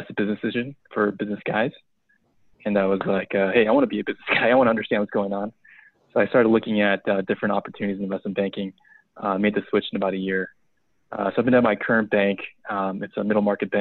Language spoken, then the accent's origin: English; West Coast, United States; I grew up on the West Coast